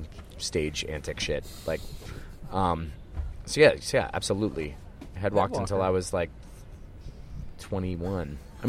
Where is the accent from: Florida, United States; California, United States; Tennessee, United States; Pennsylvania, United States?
Pennsylvania, United States; Philadelphia; growing up in Philadelphia hardcore